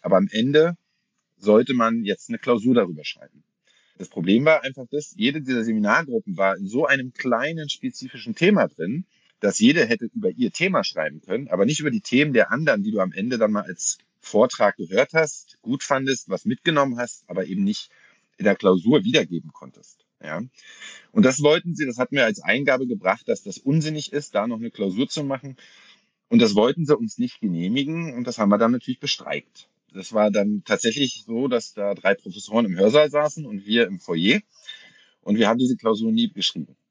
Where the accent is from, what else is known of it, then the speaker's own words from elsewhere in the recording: Berlin, Germany; ich komme aus Berlin bin hier geboren, habe hier studiert und wohne immer noch hier